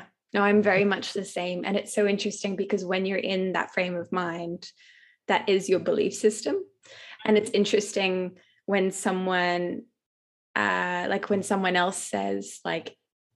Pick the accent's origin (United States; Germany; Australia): Australia; also born or lived in London, United Kingdom; now in South Africa; I'm Australian and I was under certain visa restrictions in the UK